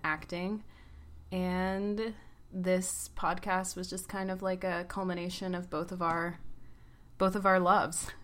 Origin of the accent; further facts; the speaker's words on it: Atlanta, Georgia, United States; moved away as an adult; also born or lived in Oklahoma City; now in New York, United States; I'm from Atlanta